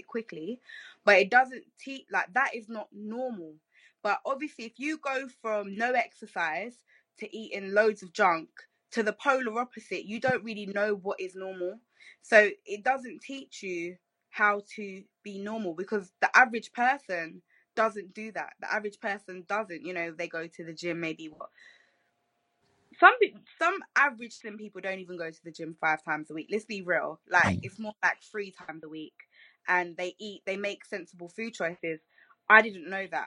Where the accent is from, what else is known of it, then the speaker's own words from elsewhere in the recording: London, United Kingdom; when you're from here